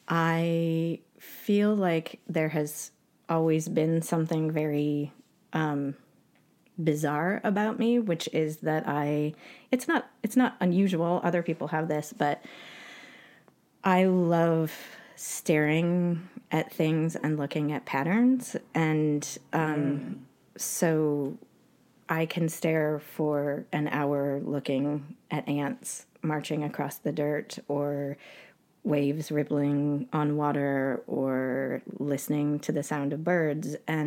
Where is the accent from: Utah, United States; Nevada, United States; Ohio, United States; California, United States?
Utah, United States; also born or lived in Canada; I was born in Canada to two American parents who were absolute hippies, and they met in the Bay Area, San Francisco, in 1969. So I had a very creative, playful, wild, adventurous childhood. And we ended up spending some time in Utah.